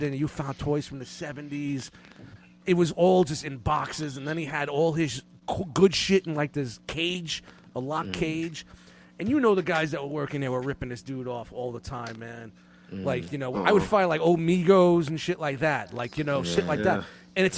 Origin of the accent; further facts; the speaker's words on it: New York City, New York, United States; I grew up in Brooklyn